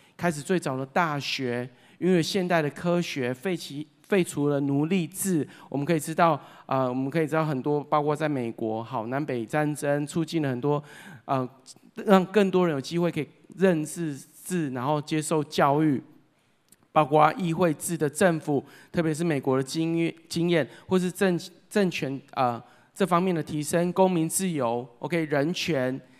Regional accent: Changhua, Changhua County, Taiwan; 我自己出生在彰化基督教医院

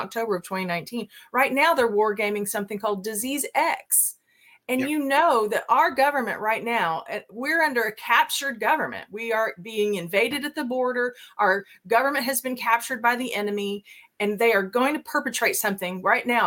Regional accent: Oklahoma, United States; moved away; also born or lived in North Carolina; I moved to Oklahoma from North Carolina back home to be with mom and dad in 2014

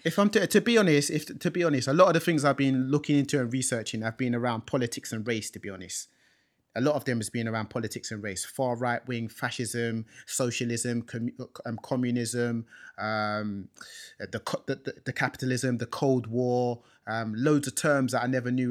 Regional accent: London, United Kingdom; I was born in this country as well, in London. Um, growing up in London, in North London

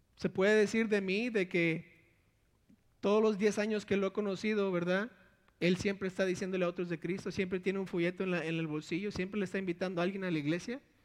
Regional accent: Monterrey, Nuevo León, Mexico; born or raised there; also born or lived in Villahermosa, Tabasco, Mexico

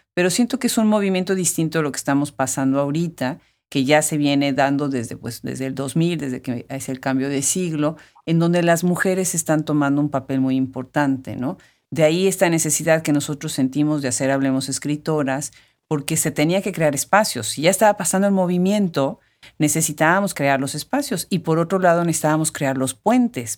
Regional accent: Puebla, Mexico; siendo poblana

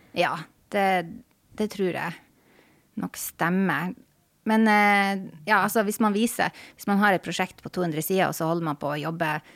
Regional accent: Tromsø, Troms, Norway; moved away as an adult; also born or lived in Honningsvåg, Finnmark; now in Oslo, Norway; hele tida når jeg gikk på skole, så var det i Tromsø by. Så jeg er på en måte Tromsø-jente.

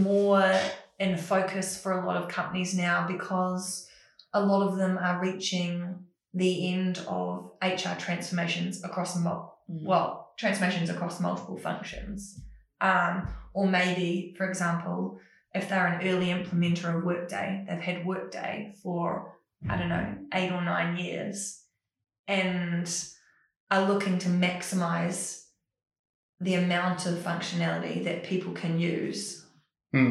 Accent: New Zealand; I am Kiwi

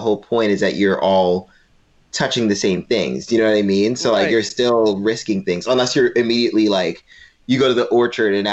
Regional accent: New York City, New York, United States; I was born in New York City

